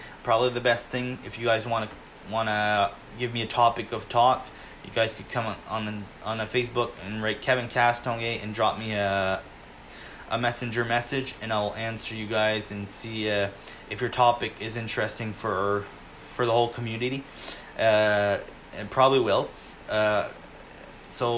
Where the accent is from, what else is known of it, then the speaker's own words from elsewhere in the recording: Quebec region of Canada, Canada; I am from Quebec region of Canada. Even if I'm in Quebec region